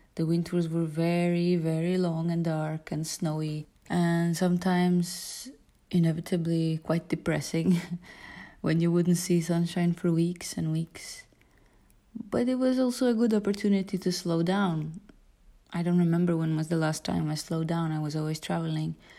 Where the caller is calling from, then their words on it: Tallinn, Harju County, Estonia; I am calling from Tallinn, Estonia. I live in a wooden house near the Baltic Sea